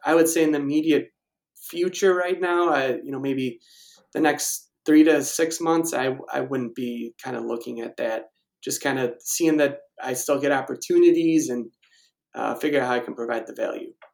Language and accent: English; Naperville, Illinois, United States; now in Evergreen Park, United States; I'm originally from Naperville